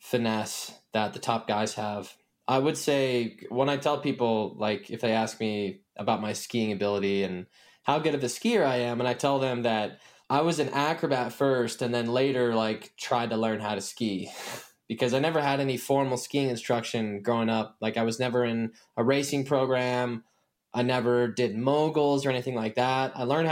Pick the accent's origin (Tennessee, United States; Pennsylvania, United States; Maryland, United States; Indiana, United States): Indiana, United States; I'm originally from the Midwestern state of Indiana in America